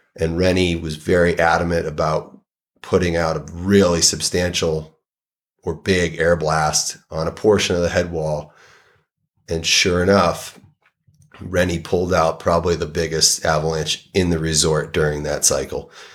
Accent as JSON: {"language": "English", "town": "Saugus", "region": "Massachusetts", "country": "United States", "tie": "born or raised there", "moved": "yes", "lives_now": "Jackson, United States", "said": "I grew up in Saugus, Massachusetts."}